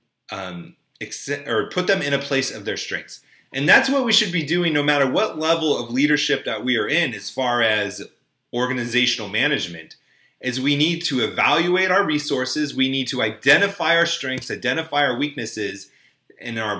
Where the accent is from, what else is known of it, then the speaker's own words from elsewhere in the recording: United States; I grew up in Orange County